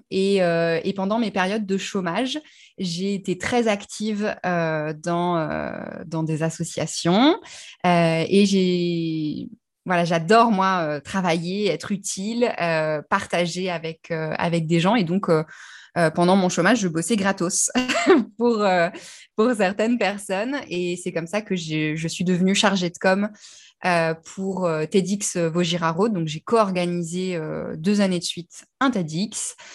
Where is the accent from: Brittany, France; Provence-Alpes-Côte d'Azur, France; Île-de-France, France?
Brittany, France; alors d'où je viens, disons de Bretagne. je suis fille de marin, donc j'ai beaucoup beaucoup déménagé et j'ai choisi que j'étais bretonne.